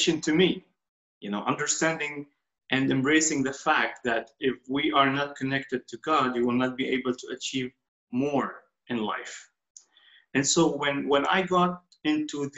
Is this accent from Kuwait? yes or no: yes; Kuwait; I was born and reborn in Kuwait.